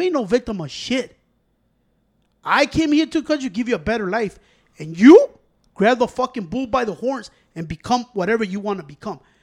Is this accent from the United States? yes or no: yes; United States; I was born in the United States of America